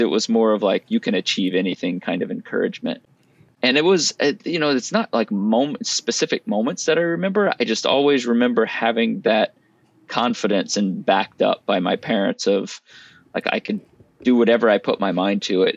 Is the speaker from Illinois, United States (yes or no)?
no; Lafayette, Louisiana, United States; moved away; I grew up in South Louisiana in Lafayette, and that's where we are now